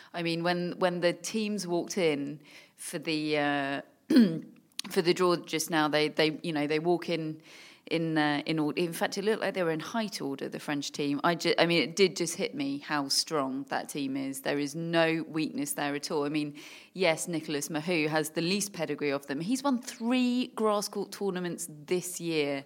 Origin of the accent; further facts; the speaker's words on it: United Kingdom; as a Brit